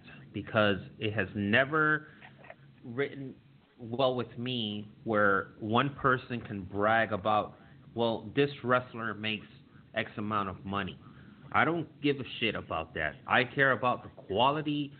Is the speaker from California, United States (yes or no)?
no; New York City, New York, United States; also born or lived in Germany; now in Ohio, United States; I grew up in Harlem over there in New York City, certainly in the 80s and 90s. I am a global New Yorker. I lived in Germany for 10 years. I currently live in Ohio.